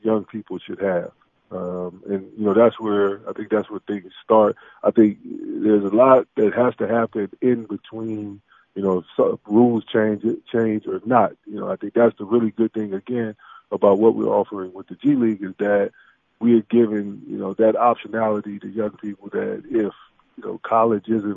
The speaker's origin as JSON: {"language": "English", "town": "Atlanta", "region": "Georgia", "country": "United States", "tie": "born or raised there", "also_born_or_lived": "Vancouver, Canada / Portland, Oregon / Sacramento", "moved": "as an adult", "said": "the neighborhood I grew up in Southwest Atlanta"}